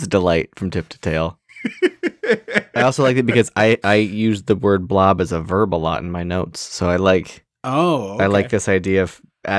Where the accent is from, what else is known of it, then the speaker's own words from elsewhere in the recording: where The Blob was filmed, Pennsylvania, United States; have you seen The Blob? I'm like, oh yeah, I'm like, that was my hometown.